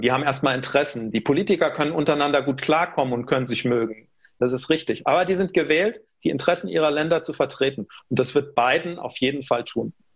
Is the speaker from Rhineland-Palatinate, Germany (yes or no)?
yes; Rhineland-Palatinate, Germany; Ich bin stolzer Pfälzer